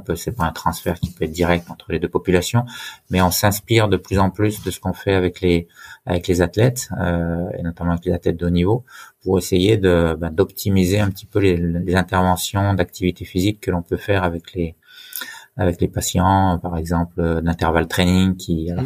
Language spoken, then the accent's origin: French; Haut-Jura, Bourgogne-Franche-Comté, France; moved away as an adult; also born or lived in Besançon / Lyon; je suis originaire du Jura, du Haut-Jura, et j'en suis fier